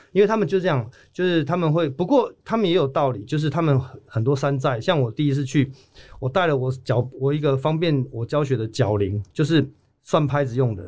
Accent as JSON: {"language": "Chinese", "region": "Chiayi", "country": "Taiwan", "first_language": "Taiwanese Hokkien", "said": "我们台语才是我们自，在嘉义真的比较"}